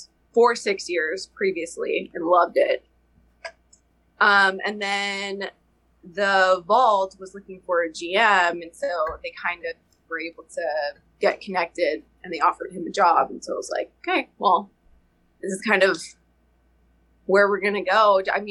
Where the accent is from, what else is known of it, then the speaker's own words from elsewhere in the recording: Portland, Oregon, United States; moved away as an adult; now in Boise, United States; So I currently live in Idaho, Boise area, but I was born and raised in Portland, Oregon. We moved here probably about a little over a year ago.